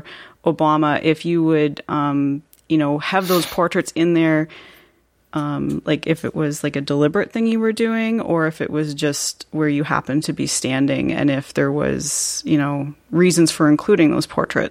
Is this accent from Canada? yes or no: yes; Canada; So I'm actually Canadian